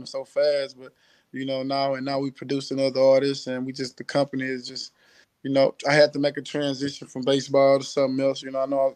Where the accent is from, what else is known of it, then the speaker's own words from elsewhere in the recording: Houston, Texas, United States; I'm from Houston